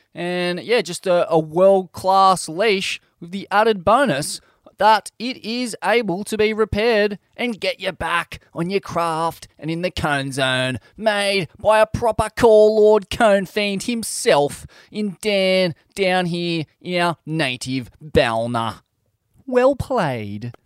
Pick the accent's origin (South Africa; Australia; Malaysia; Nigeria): Australia; Sydney, New South Wales; growing up in Sydney's southeast, fights were a constant